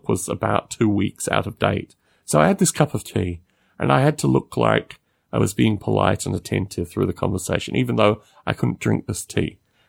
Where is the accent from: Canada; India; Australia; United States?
Australia; these things are all distinctly different than my experience growing up in Australia.